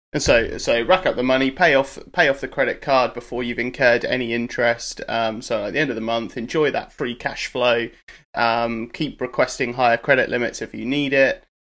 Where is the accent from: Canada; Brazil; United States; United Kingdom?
United Kingdom; I'm a Brit